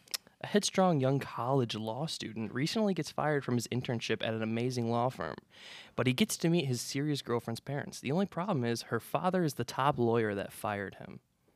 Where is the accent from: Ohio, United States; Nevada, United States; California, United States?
Ohio, United States; Cleveland; now in Cincinnati, United States; I'll just say I'm from Cleveland. Okay. That area.